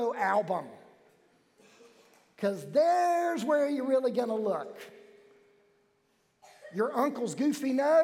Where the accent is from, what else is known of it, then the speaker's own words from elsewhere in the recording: Wilmington, North Carolina, United States; I was born in New Hanover Hospital in Wilmington, North Carolina